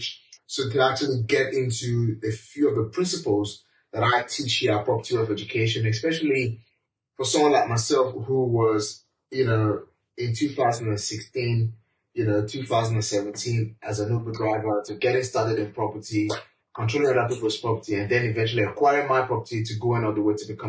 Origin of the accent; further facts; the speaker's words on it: Nigeria; moved away as an adult; now in United Kingdom; as a black man, as a Nigerian, you know, as an immigrant